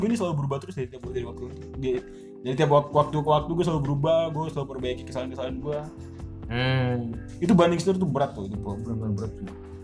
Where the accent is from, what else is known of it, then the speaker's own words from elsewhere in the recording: Jayapura, Papua, Indonesia; now in Bekasi, Indonesia; Gue bukan orang Bekasi nih, gue orang Jayapura jauh